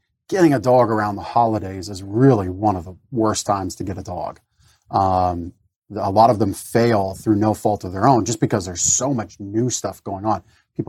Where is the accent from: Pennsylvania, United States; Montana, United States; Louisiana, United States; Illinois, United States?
Pennsylvania, United States; Reamstown; also born or lived in Canada; I was born in Canada, moved to Reamstown when I was 10. So, you know, 32 of my 42 years on this earth have been here in the United States, and formalized that September of 2019.